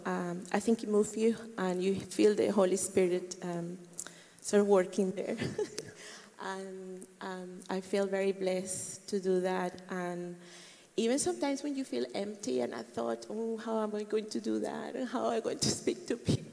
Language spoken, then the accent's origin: English; Colombia; moved away as an adult; I am from Colombia